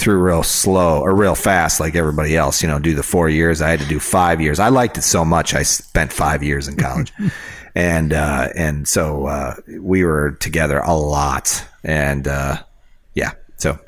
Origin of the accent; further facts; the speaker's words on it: Rockford, Illinois, United States; In my hometown, there is a place. It's Rockford, Illinois